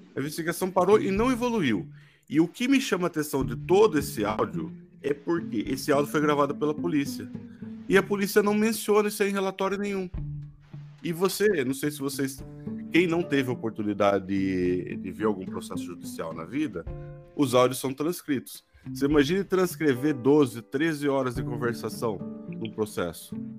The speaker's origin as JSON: {"language": "Portuguese", "town": "Santa Bárbara d'Oeste", "region": "São Paulo", "country": "Brazil", "accent": "caipira", "said": "eu, cidadão médio do interior de São Paulo, morador de Santa Bárbara do Oeste"}